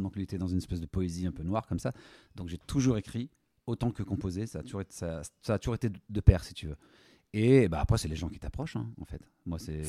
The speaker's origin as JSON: {"language": "French", "town": "Lyon", "region": "Auvergne-Rhône-Alpes", "country": "France", "said": "de cœur, je suis lyonnais"}